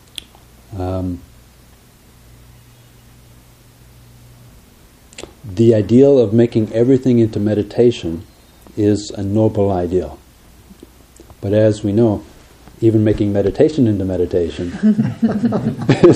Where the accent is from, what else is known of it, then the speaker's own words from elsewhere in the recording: Minnesota, United States; we come from Minnesota